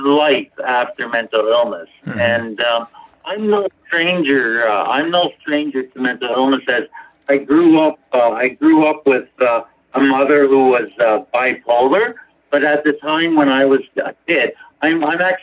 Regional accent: Niagara Falls, Ontario, Canada; I'm actually from, the closest place would be Niagara Falls, Ontario, Canada.

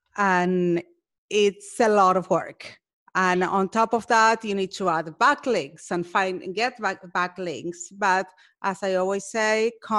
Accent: Argentina; Well, I'm from Argentina.

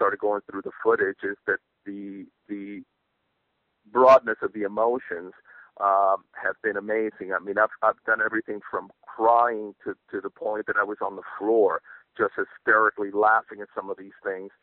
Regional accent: New York City, New York, United States; now in California, United States; I live in California, but I was born and raised in New York City

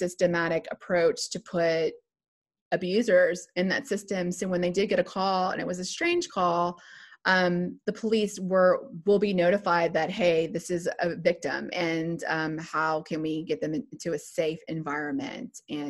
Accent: Lafayette, Louisiana, United States; I'm originally from Lafayette, Louisiana. And so that's Cajun country.

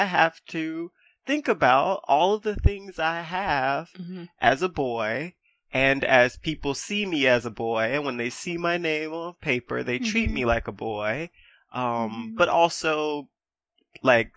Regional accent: United States; being American is an identity that I have

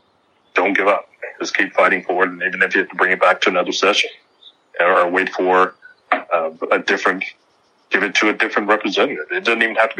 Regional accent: Texas, United States; a lot of people had stereotypes of Texas, and they would say, well, why are you so proud of being a Texan?

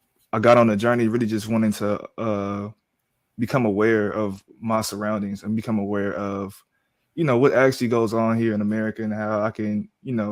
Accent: Round Rock, Texas, United States; also born or lived in Austin, Texas; I was born in Austin, but I was raised in Round Rock

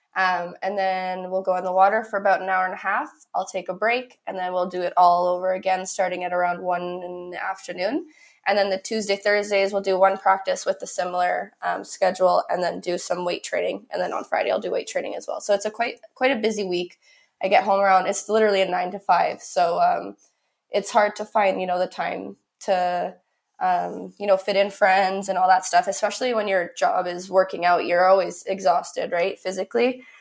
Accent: Canada; I'm from Canada

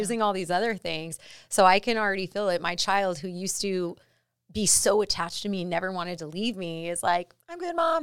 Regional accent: La Puente, California, United States; where I grew up is in La Puente in Southern California, um, in a pretty tough neighborhood

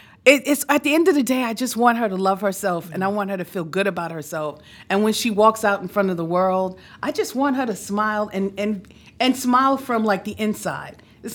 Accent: New York City, New York, United States; I grew up here in New York City.

